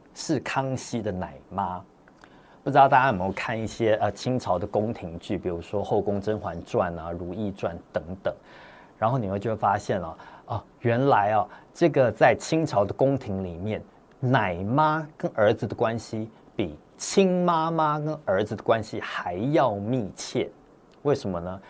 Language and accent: Chinese; Taipei, Taiwan; also born or lived in Hong Kong; 我这在香港出生的之后呢，我们就全家人一起搬到台北，在台北开始读书生活工作